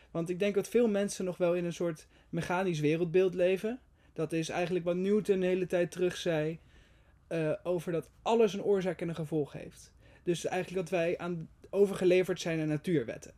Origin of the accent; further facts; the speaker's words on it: Netherlands; Wij als Nederlanders